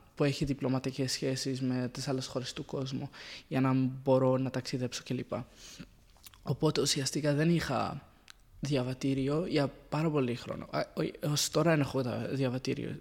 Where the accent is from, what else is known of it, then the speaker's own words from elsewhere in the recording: Syria; Greek is a second language; also born or lived in Saudi Arabia / Palestine (ancestry); now in Cyprus; Είμαι Παλαιστινίος Σύριος, οπότε διάμενα με μια μεγάλη διάρκεια της ζωής μου στη Συρία